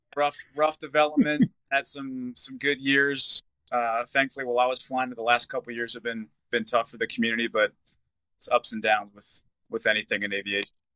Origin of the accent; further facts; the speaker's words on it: Severna Park, Maryland, United States; also born or lived in Annapolis, Maryland / Denver; born in Annapolis. We moved from Annapolis um, up to Severna Park when I started first grade